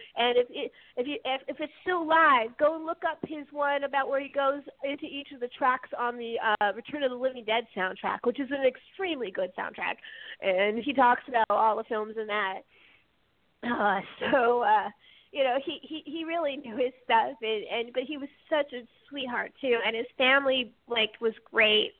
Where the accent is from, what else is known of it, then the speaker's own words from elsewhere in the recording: California, United States; now in New Jersey, United States; I'm coming at it as a Californian.